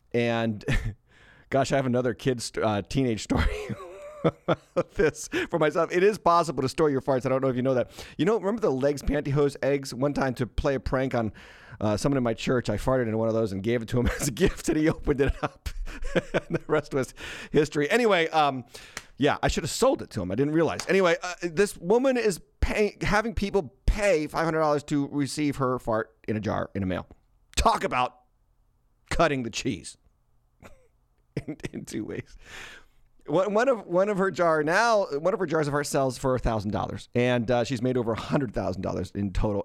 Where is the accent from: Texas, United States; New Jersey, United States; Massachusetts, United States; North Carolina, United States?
Massachusetts, United States; moved away as an adult; I was born and raised in Massachusetts